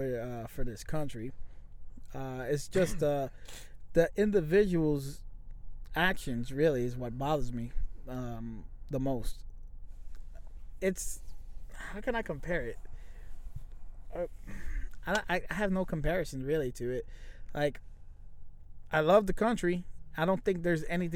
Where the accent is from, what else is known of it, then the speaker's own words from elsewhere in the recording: United States; I'm American with Hispanic descent.